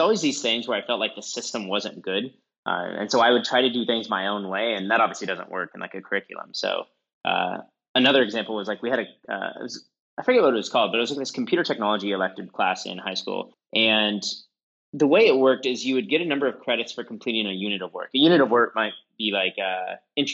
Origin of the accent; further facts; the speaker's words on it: Midwest, United States; I'm from the Midwest